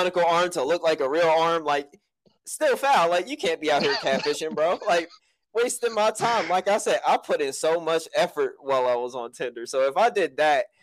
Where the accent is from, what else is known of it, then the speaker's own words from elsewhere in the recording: United States; As an American